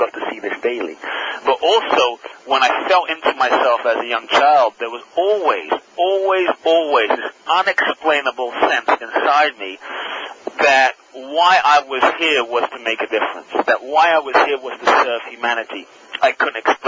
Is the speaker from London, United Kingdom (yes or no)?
yes; London, United Kingdom; born or raised there; also born or lived in Ghana